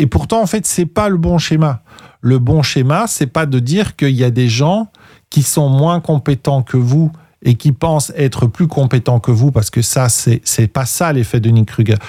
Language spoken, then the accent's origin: French; Belgium; chez nous en Belgique